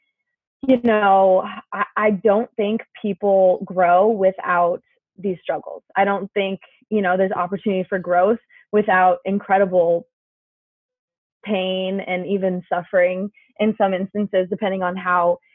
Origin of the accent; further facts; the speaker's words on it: Littleton, Colorado, United States; Littleton was a great place to grow up